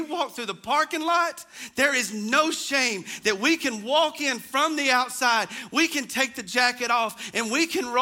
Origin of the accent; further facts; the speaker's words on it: United States; growing up in the North Hall community